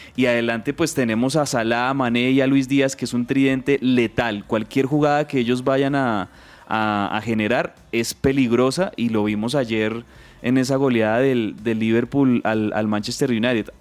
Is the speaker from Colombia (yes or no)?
yes; Colombia; somos colombianos